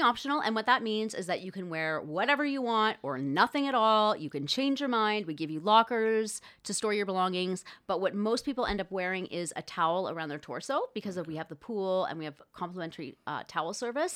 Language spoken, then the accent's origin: English; Thunder Bay, Ontario, Canada; I grew up in Thunder Bay, Ontario